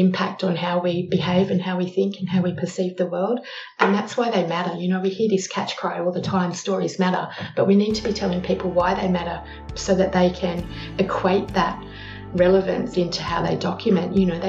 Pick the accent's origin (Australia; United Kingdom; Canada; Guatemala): Australia; also born or lived in Malaysia; now in Adelaide, Australia; Yes, I'm Australian. You can probably tell that by the accent. I currently live in Adelaide, but I've lived in a variety of places over Australia.